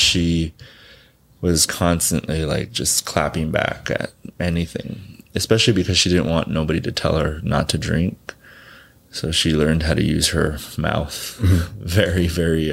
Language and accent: English; Southern California, United States; also born or lived in Quiroga, Michoacán, Mexico; now in New York, United States; I grew up in Southern California